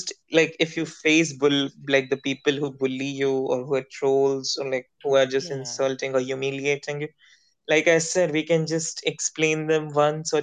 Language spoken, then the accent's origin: English; India; English is a second language; I'm an Indian